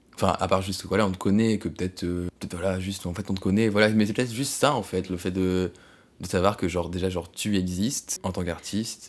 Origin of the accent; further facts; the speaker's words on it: France; française parce qu'on est français